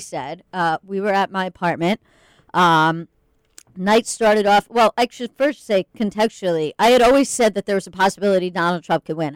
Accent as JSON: {"language": "English", "area": "Long Island", "region": "New York", "country": "United States", "moved": "as an adult", "said": "I am from Long Island"}